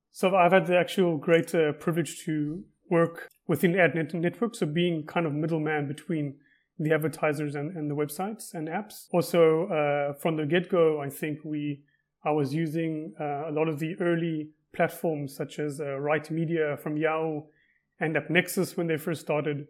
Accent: Cape Town, Western Cape, South Africa; moved away as an adult; now in Israel; I'm originally from Cape Town, South Africa, and moved to Israel about twelve years ago

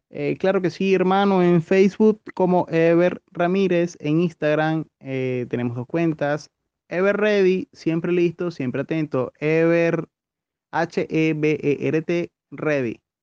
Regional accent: Caracas, Capital District, Venezuela; born or raised there; moved away as an adult; also born or lived in La Victoria, Aragua / Cumaná

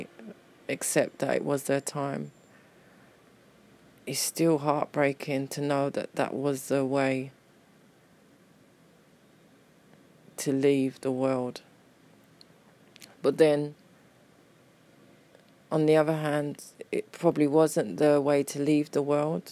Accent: London, United Kingdom; I was born and bred in Peckham

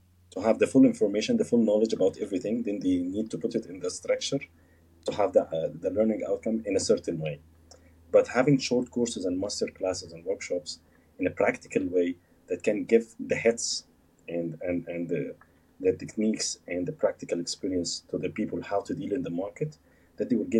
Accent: Egypt; moved away as an adult; also born or lived in Alexandria, Egypt / Cairo, Egypt; now in Dubai, United Arab Emirates; I came from Egypt, I came to SAE Institute in Dubai

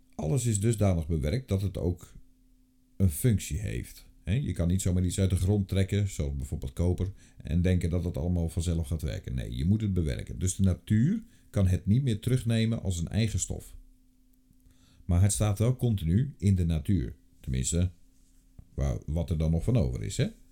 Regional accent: North Brabant, Netherlands; ik kom zelf uit Brabant

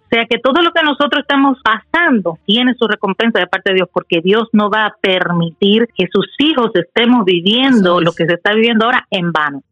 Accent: Dominican Republic; Soy nacida de la, en la República Dominicana

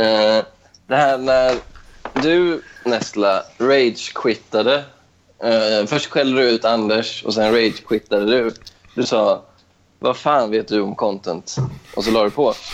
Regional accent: Stenungsund, Västra Götaland, Sweden; moved away as an adult; also born or lived in Ödsmål; now in Stockholm, Sweden; att bara vara hemma i Stenungsund igen.

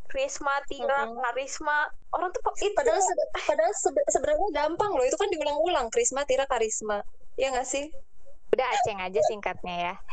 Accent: Garut, West Java, Indonesia; jadi awalnya itu dulu ada gue kan dari Garut tuh

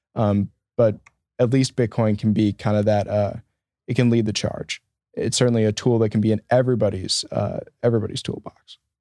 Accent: Janesville, Wisconsin, United States; growing up in Southern Wisconsin as a Bears fan

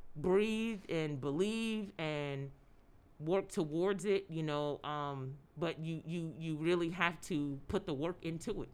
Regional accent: Philadelphia, Pennsylvania, United States; I grew up in Philadelphia

